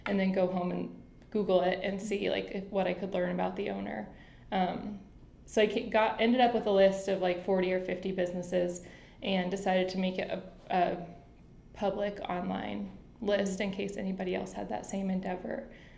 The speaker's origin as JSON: {"language": "English", "region": "North Carolina", "country": "United States", "tie": "born there", "lives_now": "Cleveland, United States", "said": "I think that since I was born in North Carolina, I've always been in love with water."}